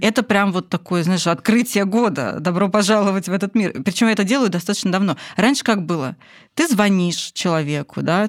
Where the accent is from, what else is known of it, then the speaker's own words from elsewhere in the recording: Moscow, Russia; Я из Москвы